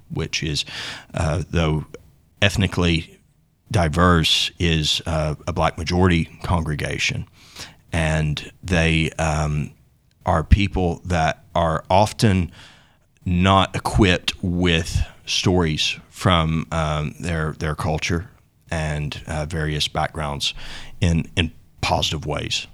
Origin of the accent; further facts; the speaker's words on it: Tumbling Shoals, Arkansas, United States; moved away as an adult; now in London, United Kingdom; I grew up in a place called Tumbling Shoals, Arkansas, in the Greer's Ferry Lake, uh, area, that's sort of north central